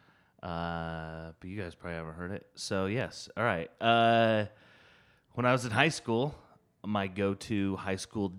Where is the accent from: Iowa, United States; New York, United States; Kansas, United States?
Iowa, United States; now in Pittsburgh, United States; in Iowa, we have lots of space like you guys do, but we like use it